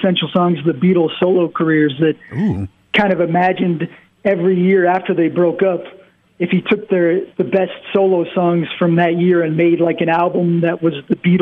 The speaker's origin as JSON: {"language": "English", "town": "Detroit", "region": "Michigan", "country": "United States", "moved": "yes", "said": "I'm from Detroit originally"}